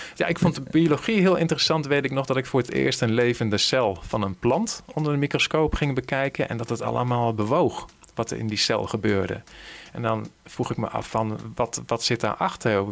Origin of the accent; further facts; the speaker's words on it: Veluwezoom, Gelderland, Netherlands; waar ik ben opgegroeid, ergens in de Veluwezomer